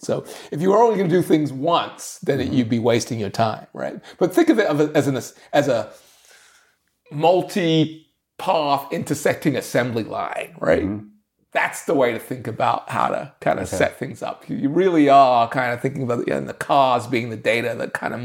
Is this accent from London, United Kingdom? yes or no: yes; London, United Kingdom; now in United States; I grew up in London